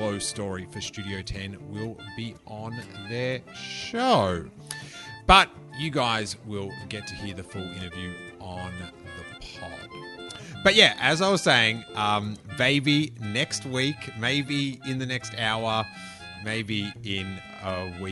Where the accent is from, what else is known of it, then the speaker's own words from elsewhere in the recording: Australia; accent: Australian; Love hearing my accent repeated to me